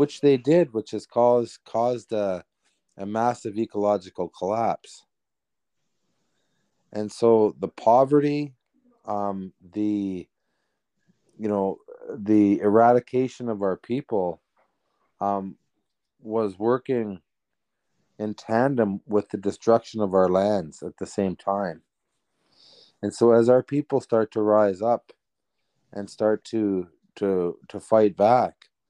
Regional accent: Serpent River First Nation, Ontario, Canada; growing up in the bush where we traveled freely amongst the lands

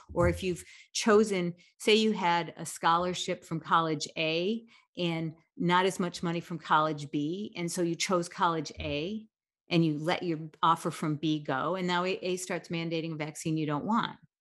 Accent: United States; as an American

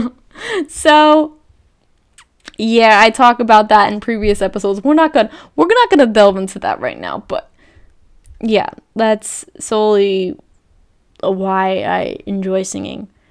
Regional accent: New Jersey, United States; growing up in New Jersey, where I live.

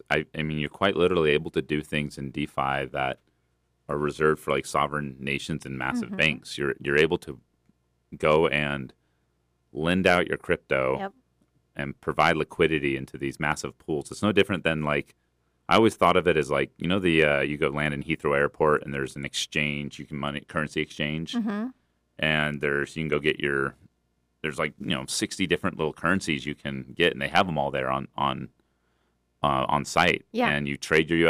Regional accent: United States; But luckily we grew up in here in America where I believe our money has done pretty well globally.

